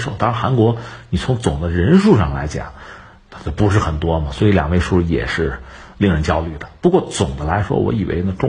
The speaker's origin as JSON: {"language": "Chinese", "country": "China", "said": "我们中国人"}